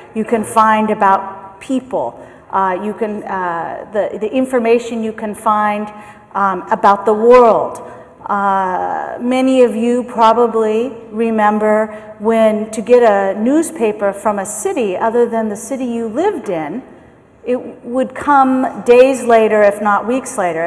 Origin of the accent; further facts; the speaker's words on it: San Francisco, California, United States; I am from San Francisco. I'm from the US